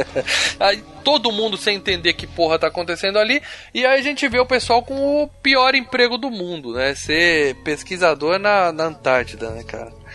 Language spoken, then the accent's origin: Portuguese; Ceará, Brazil; eu cresci no Ceará